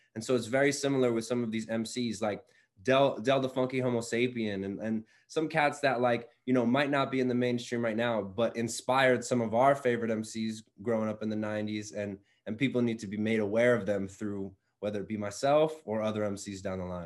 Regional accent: Mooresville, Pennsylvania, United States; now in Philadelphia, United States; growing up right outside Philadelphia, I'm now back in Philly

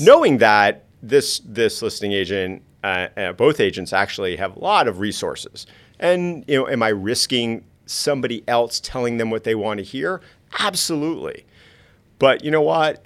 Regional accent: South Florida, United States; I grew up in South Florida.

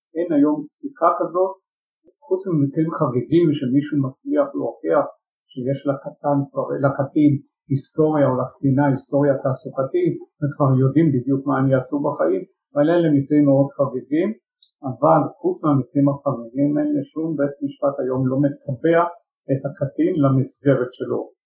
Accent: Jerusalem, Jerusalem District, Israel; שכמו בבתים ירושלמים רבים באותה תקופה גם אני נולדתי לתוך אה, משפחה שהפרוטה לא הייתה מצויה בטיסה, למעשה גדלתי בתוך אה, עוני

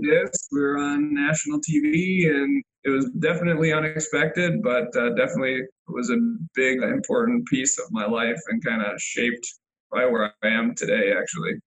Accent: Illinois, United States; moved away as an adult; also born or lived in Winona, Minnesota; now in Rochester, United States; I grew up in Illinois

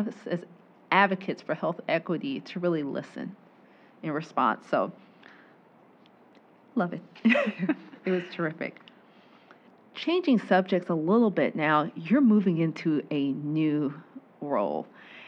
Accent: Georgia, United States; also born or lived in Waycross, Georgia; I'm born and raised in Georgia

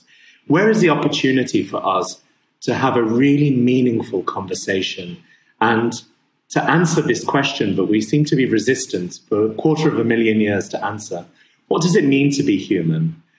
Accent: Abu Dhabi, United Arab Emirates; my father's Syrian, my mum's English, I was born and raised in Abu Dhabi.

